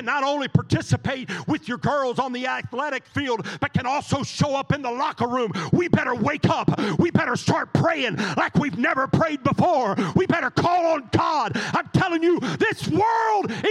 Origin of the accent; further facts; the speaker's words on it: United States; I am first a Christian. I am second an American.